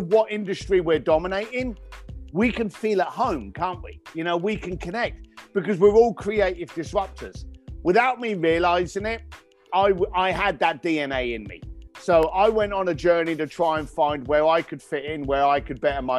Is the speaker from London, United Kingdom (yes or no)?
yes; London, United Kingdom; I was raised up in East London